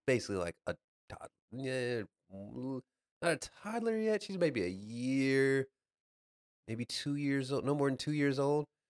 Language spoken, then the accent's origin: English; Dallas, Texas, United States; I'm from Dallas